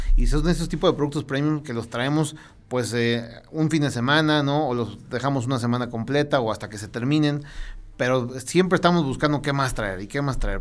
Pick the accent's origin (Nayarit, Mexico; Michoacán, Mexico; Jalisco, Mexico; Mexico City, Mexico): Mexico City, Mexico; moved away as an adult; now in León, Mexico; Yo soy de la Ciudad de México y en León llevo apenas dos años, poquito menos